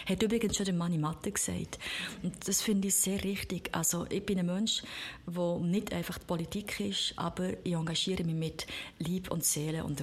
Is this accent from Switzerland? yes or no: yes; Thun, Bern, Switzerland; Ja, ich bin in Thun aufgewachsen und dann hat es, glaube ich, in Thun noch gar keine Grünen gegeben